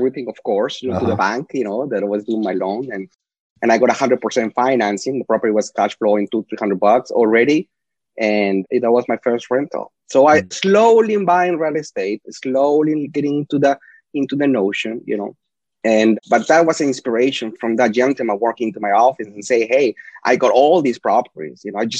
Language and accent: English; Lima, Peru; first language Spanish; English is a second language; moved away as an adult; also born or lived in El Paso, Texas / Houston, Texas; now in United States; born and raised in Miraflores